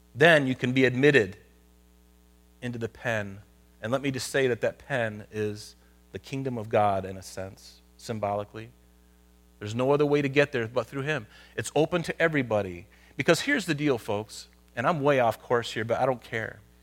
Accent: United States; I'm Christian living in America

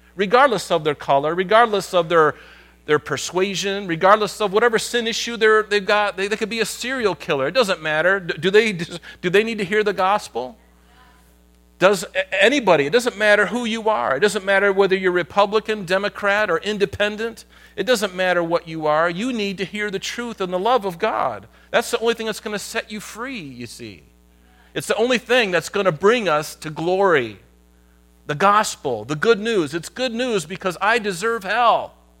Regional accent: United States; I'm Christian living in America

